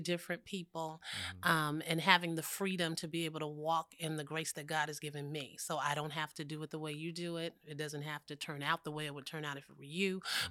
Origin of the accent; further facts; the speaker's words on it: San Francisco Bay Area, California, United States; I am from the Bay Area